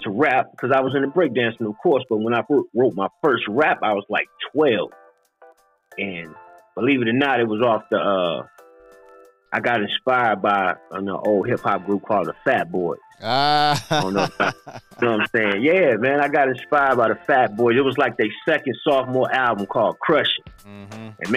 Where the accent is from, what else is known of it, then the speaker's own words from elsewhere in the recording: Detroit, Michigan, United States; also born or lived in Arkansas; I grew up in Michigan, rough ends of Detroit, Michigan